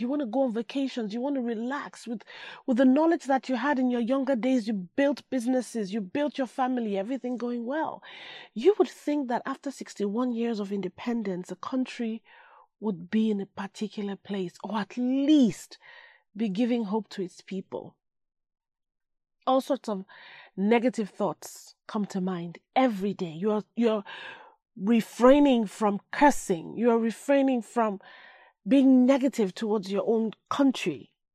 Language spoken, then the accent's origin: English; Nigeria; moved away; a place that gave birth to me, my home. That's my home. I may live somewhere else, but that's my home